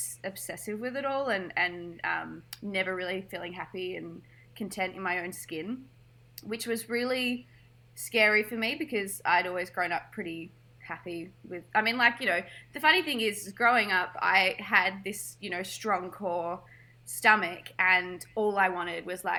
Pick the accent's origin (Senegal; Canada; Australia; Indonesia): Australia; Melbourne, Victoria; So I grew up here in Melbourne, went to high school.